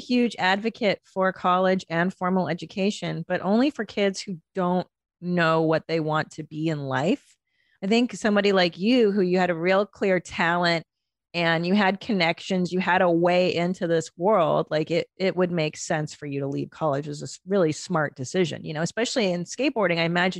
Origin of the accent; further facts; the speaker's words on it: Southern California, United States; moved away as an adult; now in Texas, United States; I grew up in Southern California and it's such the culture in SoCal.